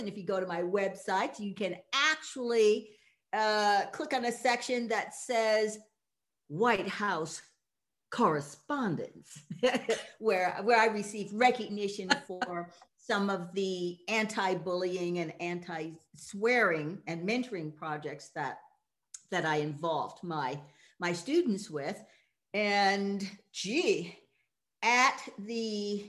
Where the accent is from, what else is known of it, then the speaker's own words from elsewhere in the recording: Massachusetts, United States; moved away as an adult; also born or lived in Boston area; now in Tacoma, United States; I was raised in Massachusetts in a white conservative town